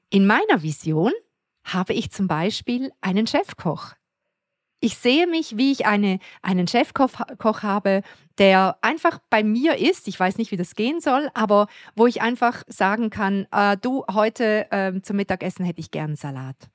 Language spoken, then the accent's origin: German; Switzerland; wo ich einfach nur glücklich bin bei uns in der Schweiz